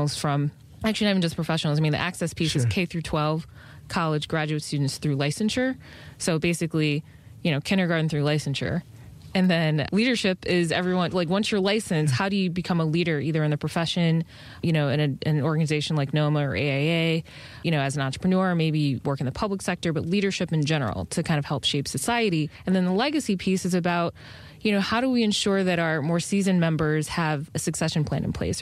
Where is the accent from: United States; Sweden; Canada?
United States; Detroit, Michigan; moved away as an adult; also born or lived in Washington, D.C. / New York City; didn't live in D.C. because I'm from Detroit